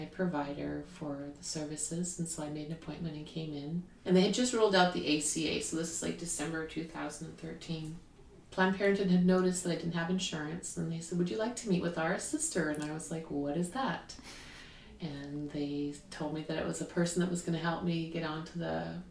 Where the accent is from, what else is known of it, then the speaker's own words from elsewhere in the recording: Canada; now in United States; I'm Canadian